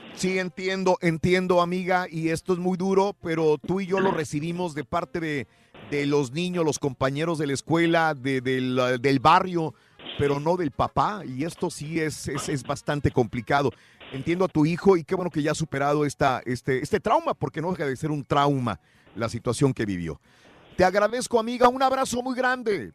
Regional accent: Mexico; first language Spanish; now in United States; mi México querido

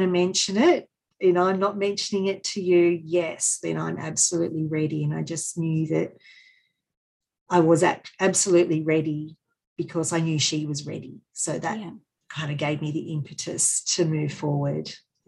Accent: Sydney, New South Wales, Australia; born there; because I was born in Sydney, whenever I went to Sydney

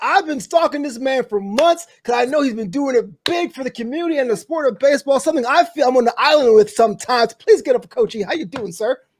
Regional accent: New York City, New York, United States; I'm from Brooklyn, born and raised

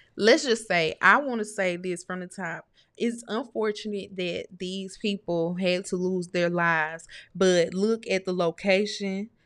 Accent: Starkville, Mississippi, United States; I'm from Snarkville

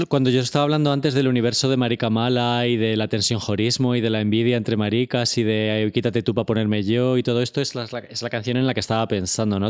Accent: Torrejón de Ardoz, Community of Madrid, Spain; Yo soy de Torrejón, o sea, estamos en la misma carretera de Barcelona.

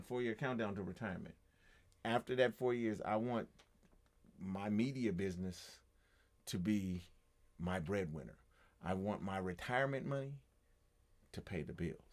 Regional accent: United States; as an American

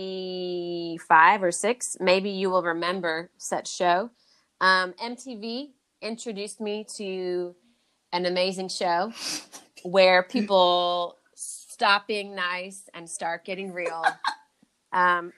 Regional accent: United States; as an American

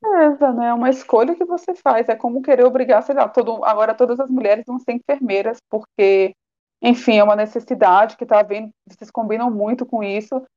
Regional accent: Northeast Region, Brazil; eu sou nordestina

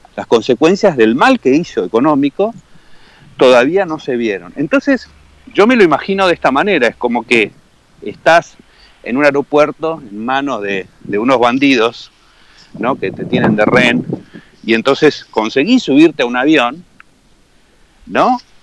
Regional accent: Argentina; me desafiaste como argentino

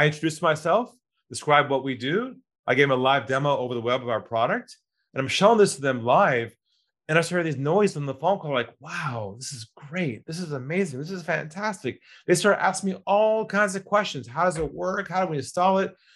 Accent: California, United States; moved away as an adult; also born or lived in Los Angeles; now in Sydney, Australia; I'm originally from California

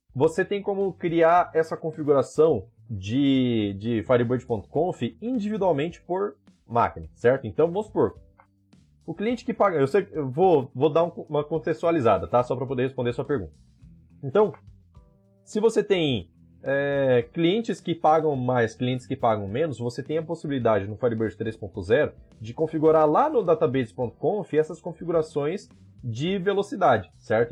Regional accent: Campo Grande, Mato Grosso do Sul, Brazil; Eu sou de Campo Grande aqui também

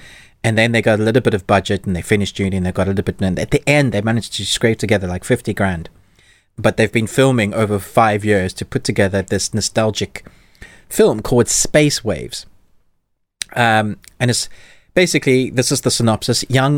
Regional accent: South Africa; I'm South African young.

